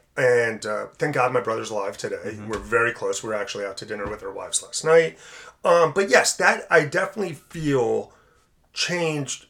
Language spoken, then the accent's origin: English; South Orange, New Jersey, United States; growing up in South Orange